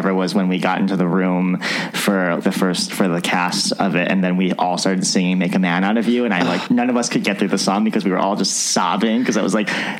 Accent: Ohio, United States; Because my parents were very religious growing up, you know, growing up in Ohio.

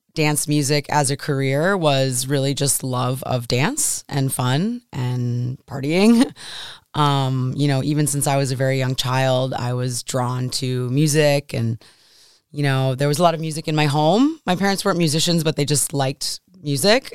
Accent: Buffalo, New York, United States; also born or lived in São Paulo, Brazil; I grew up in Buffalo

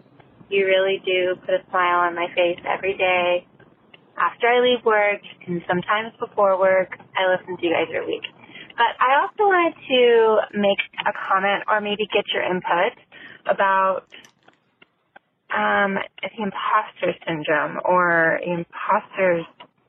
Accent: Southern California, United States; I'm from Southern California

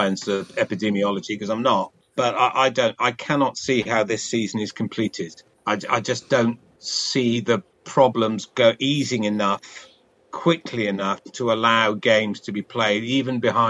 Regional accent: Cardiff, Wales, United Kingdom; I was born into in Cardiff, in a family where my father was from the Western Valley

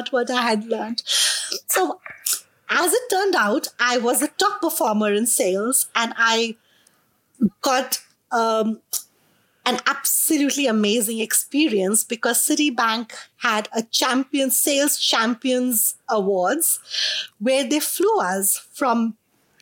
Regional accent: India; accent: Indian; moved away as an adult; now in Melbourne, Australia; being an Indian

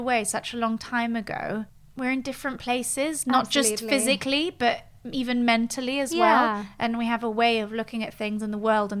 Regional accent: Geneva, Switzerland; moved away as an adult; now in London, United Kingdom; I grew up in Geneva and I left Geneva when I was 18.

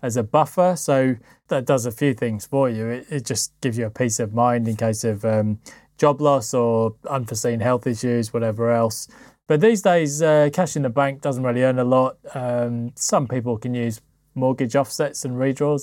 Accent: United Kingdom; being a Brit

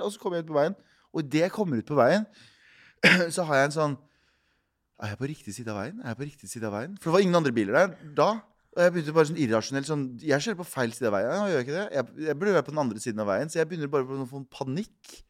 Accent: Mysen, Østfold, Norway; jeg vokste opp i Mysen, som er en time utafor Oslo.

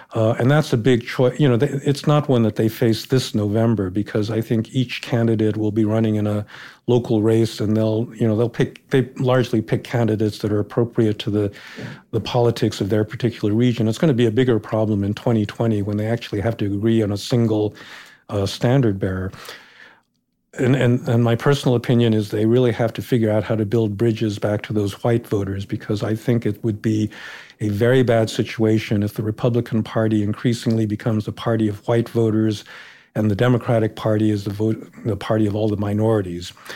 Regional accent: United States; Growing up, I never thought of myself actually as an Asian American or a Japanese American

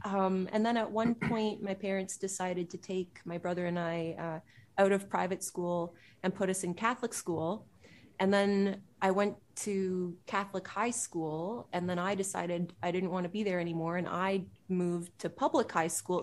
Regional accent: Pickering, Ontario, Canada; I grew up in Pickering, uh, east of Toronto.

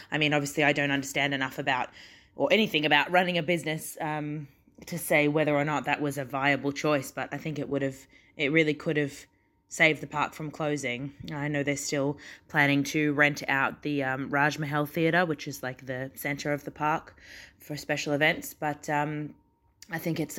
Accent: Australia; moved away as an adult; So I came over from Australia to Dubai to work at Bollywood Parks for Dubai Parks and Resorts in 2016.

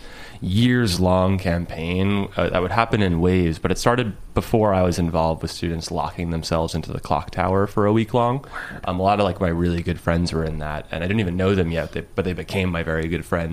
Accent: Lindenhurst, New York, United States; growing up in Long Island in a very white town

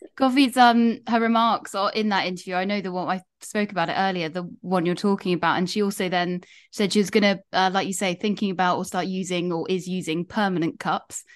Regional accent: United Kingdom; part of being British

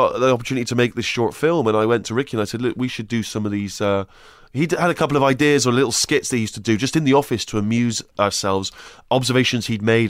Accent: Bristol, South West England, United Kingdom; I grew up in a place called Bristol.

